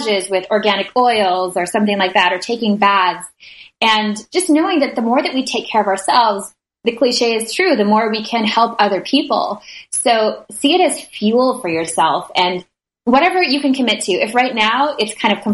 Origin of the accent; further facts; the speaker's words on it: Minnesota, United States; I grew up in Minnesota